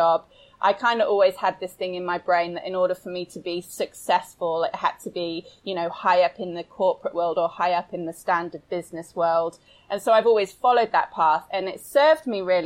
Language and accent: English; United Kingdom; I'm British. So satire is basically in my blood